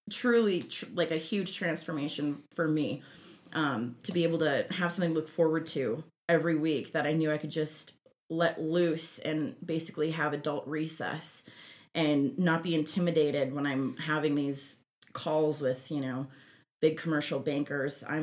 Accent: Minnesota, United States; now in Denver, United States; I grew up in Minnesota

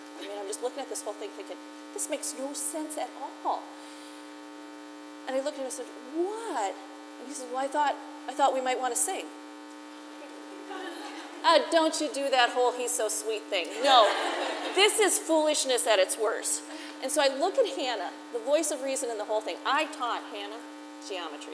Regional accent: Midwest, United States; moved away as an adult; also born or lived in South Florida; I'm from the Midwest. I can handle blizzards.

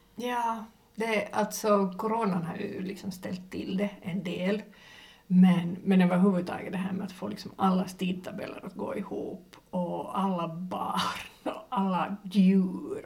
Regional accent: Finland; jag är finlandssvensk

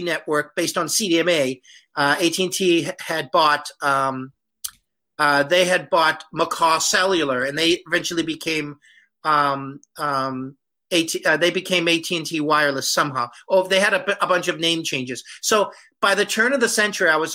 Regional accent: the Boston suburbs, Massachusetts, United States; moved away as an adult; also born or lived in Taiwan / Taipei, Taiwan; I'm originally from Massachusetts, the Boston suburbs.

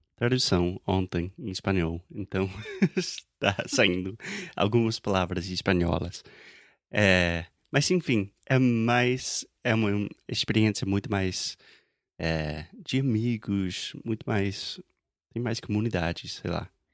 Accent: South Carolina, United States; Portuguese is a second language; moved away as an adult; now in Rio de Janeiro, Brazil; as praias da Carolina do Sul, onde eu nasci

